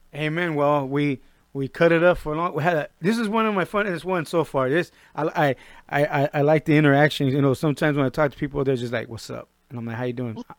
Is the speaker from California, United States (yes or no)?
yes; Norwalk, California, United States; I'm from the Compton side of Norwalk.